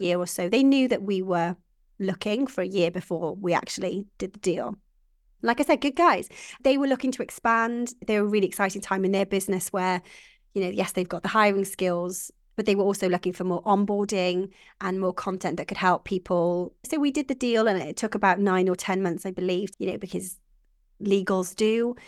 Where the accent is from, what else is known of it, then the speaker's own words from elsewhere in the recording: Welsh, Wales, United Kingdom; I am Welsh